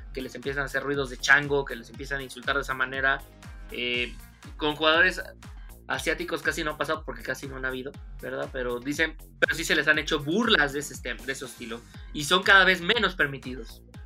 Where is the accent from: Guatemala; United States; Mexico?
Mexico; yo siendo mexicano